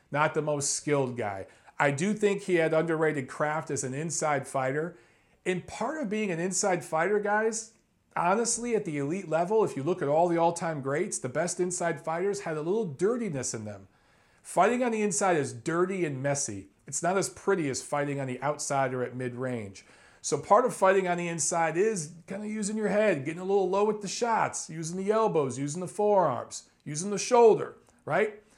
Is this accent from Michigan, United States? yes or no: yes; Detroit, Michigan, United States; I'm from Detroit, right next to Canada